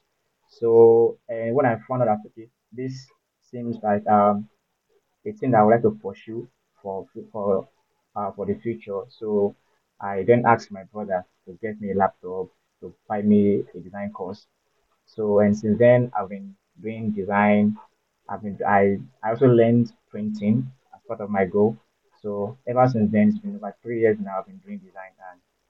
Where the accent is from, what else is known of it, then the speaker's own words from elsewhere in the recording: Osun, Nigeria; also born or lived in Lagos / Ibadan; I am from Osun State